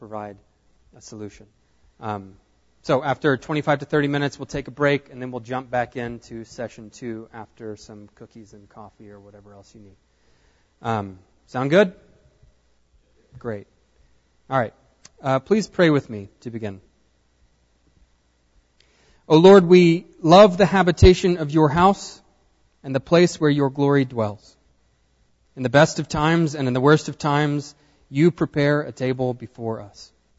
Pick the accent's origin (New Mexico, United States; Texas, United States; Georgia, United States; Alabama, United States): Texas, United States; Nacogdoches; now in Houston, United States; I grew up here in Nacogdoches